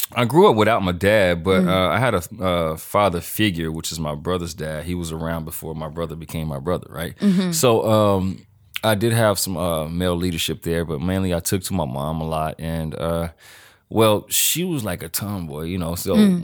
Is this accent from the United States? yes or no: yes; Louisiana, United States; You know, growing up in Louisiana, you're growing up, so you don't know exactly what is right and wrong.